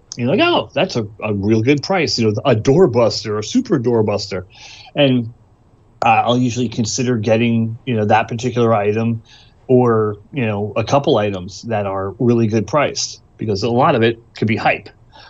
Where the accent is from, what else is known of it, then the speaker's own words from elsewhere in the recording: Georgia, United States; Just because I'm from Georgia, you know?